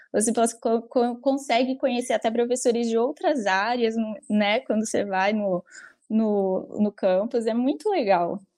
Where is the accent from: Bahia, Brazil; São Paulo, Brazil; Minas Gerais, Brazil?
São Paulo, Brazil; eu sou egressa né, da, do curso de Publicidade e Propaganda e eu sou de São Paulo.